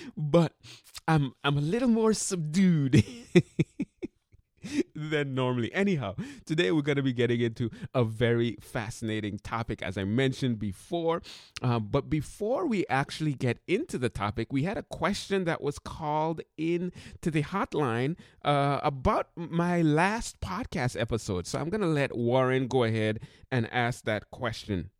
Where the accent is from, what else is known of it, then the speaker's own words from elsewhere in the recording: Sint Maarten; moved away; I went to high school in Saint Martin, and in the high school that I went to in Saint Martin, we had to take languages.